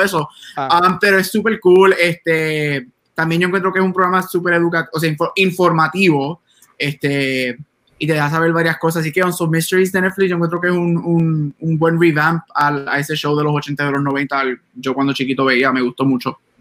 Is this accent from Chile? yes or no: no; Puerto Rico; en Puerto Rico nosotros somos boricuas